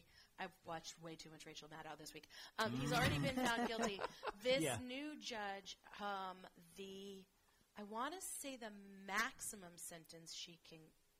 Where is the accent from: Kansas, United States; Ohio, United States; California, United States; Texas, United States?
Kansas, United States; Wichita; moved away; I grew up in Wichita, Kansas, and this really teeny, tiny Jewish community.